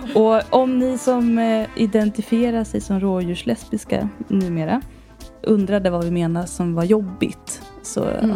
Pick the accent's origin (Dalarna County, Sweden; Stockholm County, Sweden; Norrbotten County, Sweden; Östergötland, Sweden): Stockholm County, Sweden; Värmdö; accent: släpig stockholmska; Jag är ju från Värmdö, va? Och där pratar man lite som Mona Salin. Och det är den här släpiga stockholmskan